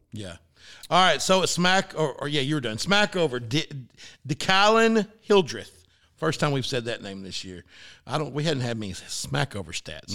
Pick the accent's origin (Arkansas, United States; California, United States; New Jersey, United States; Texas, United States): Arkansas, United States; It's my team, my hometown